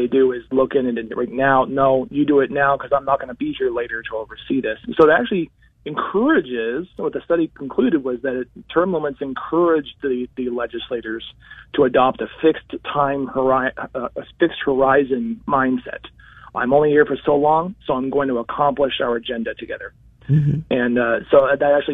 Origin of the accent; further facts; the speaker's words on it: New Hampshire, United States; the size of my high school when I grew up in New Hampshire